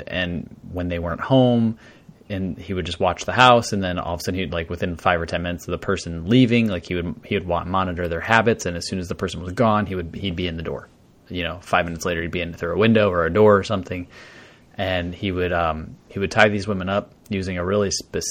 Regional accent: United States; as an American listening to an Australian tell you these stories

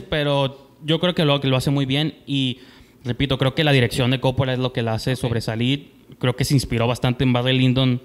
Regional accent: Tijuana, Baja California, Mexico; nosotros que somos de Tijuana

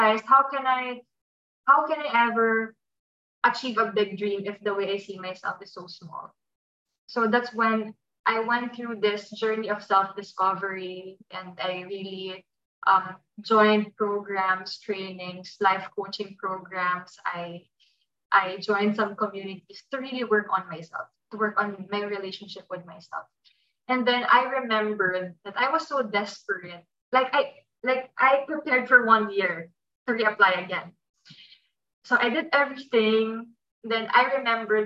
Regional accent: Philippines; I was born and raised in the Philippines with my mom

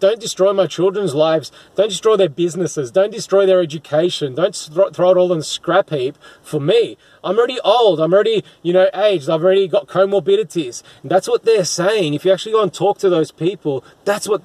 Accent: Melbourne, Victoria, Australia; my hometown in Melbourne, in Victoria, Australia

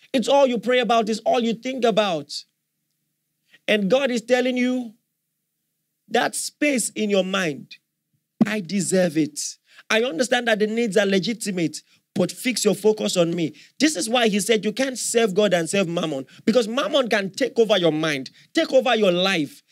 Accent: Nigeria; as a Nigerian

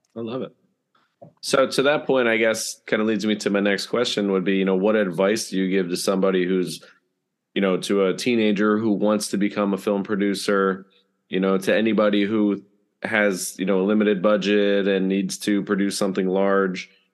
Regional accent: Bethlehem, Pennsylvania, United States; since it is my hometown

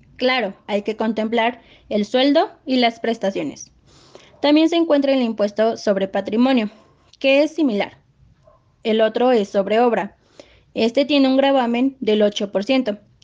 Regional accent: Mexico; es nuestra obligación como mexicanos

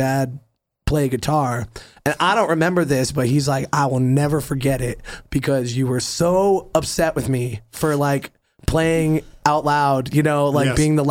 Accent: California, United States; born or raised there; also born or lived in Cape Cod, Massachusetts

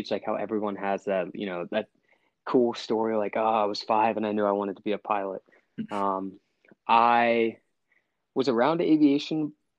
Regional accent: Connecticut, United States; born there; also born or lived in California / Mississippi / Washington / Texas; So I am from kind of all over the United States. My dad actually is a KC-10 pilot in the Air Force. So as a kid, I moved all around. I was born in Connecticut. I moved to California, Mississippi, back to California, Washington.

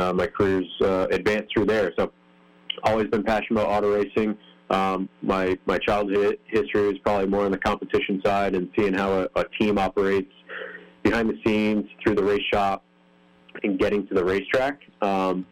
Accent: Northeast, United States; moved away; I grew up in the Northeast, and with that, spent a lot of time, my childhood years at the short tracks in the Northeast

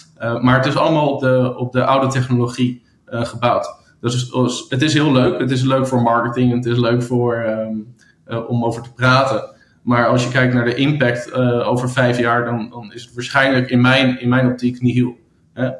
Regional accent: Amsterdam, North Holland, Netherlands; also born or lived in United States; in vele hotels eh, gewerkt in Amsterdam, ehm, waar ik vandaan kom.

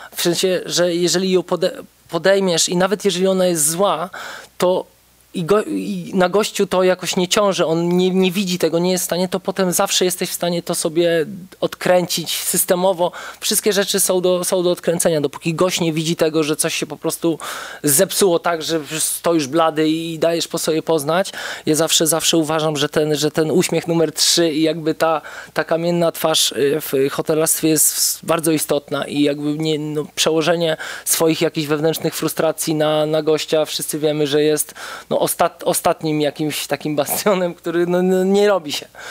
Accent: Płock, Masovian Voivodeship, Poland; moved away as an adult; now in Warsaw, Poland; pochodzę z Płocka

